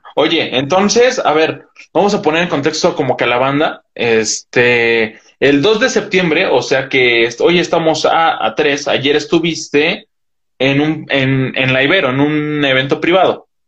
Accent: Metepec, State of Mexico, Mexico; yo soy de Metepec

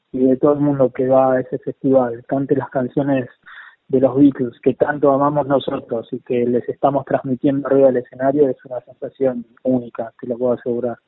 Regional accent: Buenos Aires, Argentina; yo soy de, Paternal, eh, una, ciudad, digamos, una, un barrio

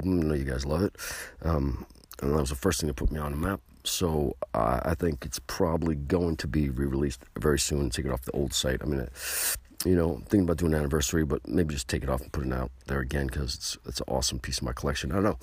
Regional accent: New York, United States; We're from New York

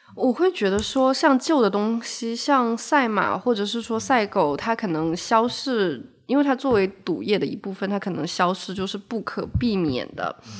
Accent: Shenzhen, Guangdong, China; moved away; also born or lived in Macau; 刚好我从澳门搬家回深圳，我对于这个地方还有一些好奇

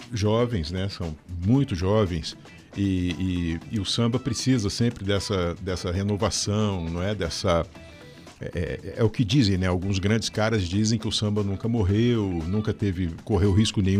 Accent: São Paulo, Brazil; also born or lived in Rio de Janeiro; now in Curitiba, Brazil; Eu sou um paulioca, né? Eu fui criado em, São Paulo, fui pro né? Rio. Né? Então gente, é. Aí é, naturalizado curitibano, né?

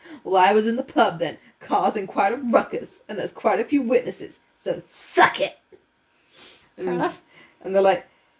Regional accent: England, United Kingdom; I'm a full-blown Brit.

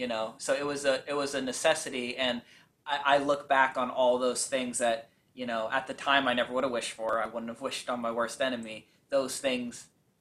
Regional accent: Bay Area, California, United States; I grew up in the Bay Area. I'm still here

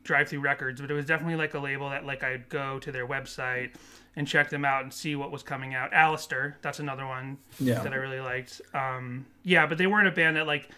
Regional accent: Massachusetts, United States; moved away as an adult; now in California, United States; I'm originally from Massachusetts

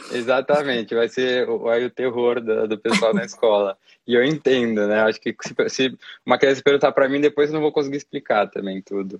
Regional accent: Brazil; em nós como brasileiros

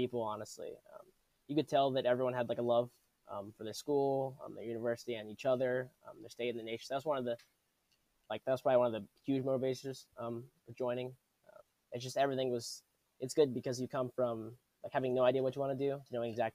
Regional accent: Humble, Texas, United States; I'm from Humble, Texas. That's like north of Houston

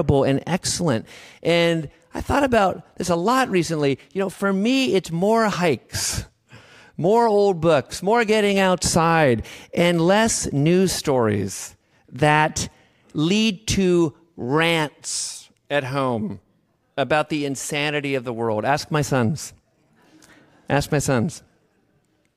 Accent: Davis, California, United States; I'm from Davis

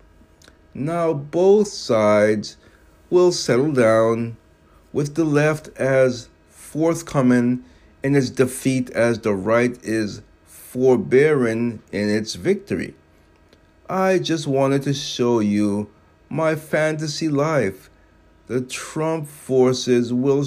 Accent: United States; I was born in America

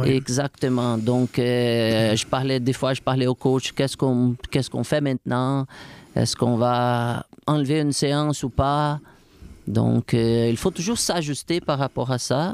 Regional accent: Brazil; French is a second language; moved away as an adult; now in Quebec City, Canada; Je viens d'une région du Brésil où il fait chaud tout le temps, tout au bord de la mer

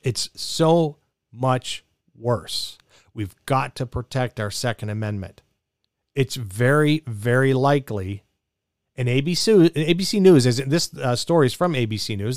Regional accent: Mesa, Arizona, United States; in Mesa, in my hometown

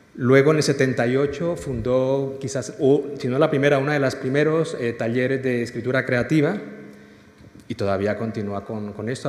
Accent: Colombia; moved away as an adult; now in Spain; yo como colombiano, vine a estudiar y, luego me quedé trabajando y aquí sigo

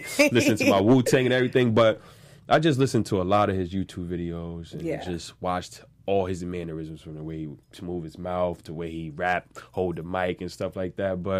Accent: Staten Island, New York, United States; I'm from Staten Island.

